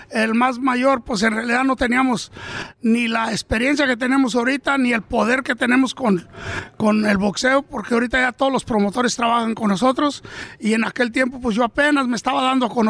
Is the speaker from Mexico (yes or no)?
yes; Michoacán, Mexico; now in Oxnard, United States; Nosotros hemos de mero Michoacán, naciditos